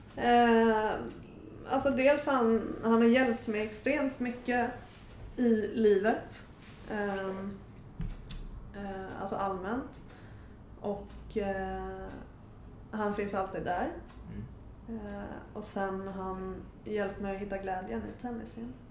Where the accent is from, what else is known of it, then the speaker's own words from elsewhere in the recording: Sweden; Men jag är född och uppvuxen här i Sverige